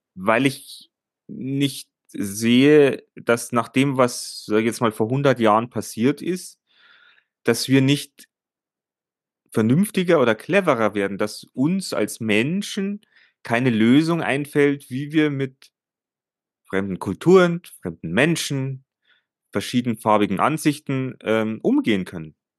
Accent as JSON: {"language": "German", "country": "Germany", "said": "bei uns in Deutschland"}